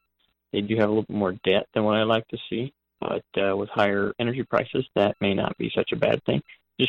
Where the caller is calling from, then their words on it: Texas, United States; I'm calling in from Texas.